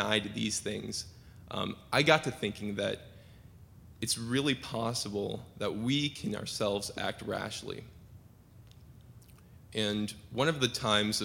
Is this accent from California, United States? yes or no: no; Seattle, Washington, United States; moved away as an adult; also born or lived in Southern Oregon University, Oregon; I'm from Seattle. My home church is Tibbetts United Methodist, and I've been there since I was five.